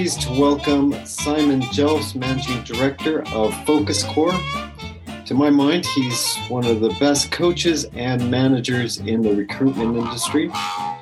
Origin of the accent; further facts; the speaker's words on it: United States; as an American